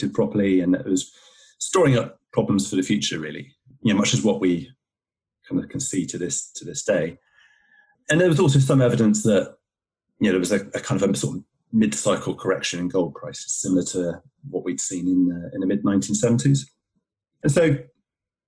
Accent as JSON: {"language": "English", "area": "Somerset", "region": "South West England", "country": "United Kingdom", "tie": "born or raised there", "moved": "yes", "lives_now": "Worcestershire, United Kingdom", "said": "I grew up in Somerset in England"}